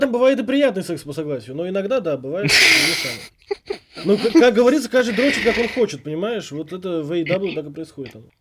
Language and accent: Russian; Uzbekistan